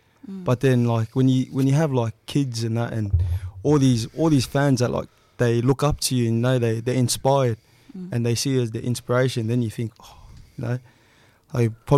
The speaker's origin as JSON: {"language": "English", "town": "Sydney", "region": "New South Wales", "country": "Australia", "tie": "born or raised there", "said": "I grew up in Granville. And everyone kind of just knew each other as we were growing up."}